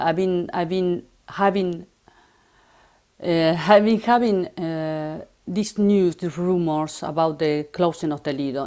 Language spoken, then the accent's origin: English; Buenos Aires, Argentina; English is a second language; moved away as an adult; now in Paris, France; I'm from Argentina. I grew up in Buenos Aires